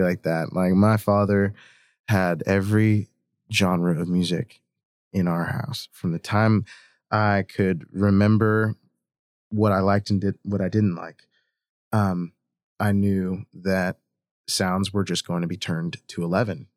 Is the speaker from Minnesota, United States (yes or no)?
no; Hurricane, West Virginia, United States; I grew up in Hurricane, West Virginia